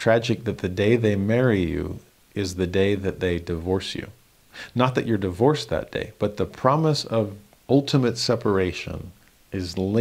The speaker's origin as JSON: {"language": "English", "town": "Los Angeles", "region": "California", "country": "United States", "tie": "born or raised there", "moved": "as an adult"}